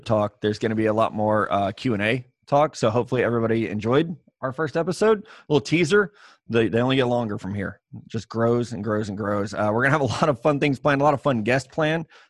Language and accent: English; Midwest, United States; we're from the Midwest